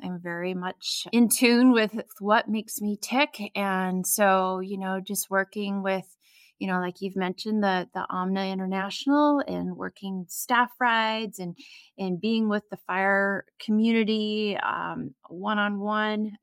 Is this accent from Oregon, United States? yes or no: yes; Oregon, United States; here I am from Oregon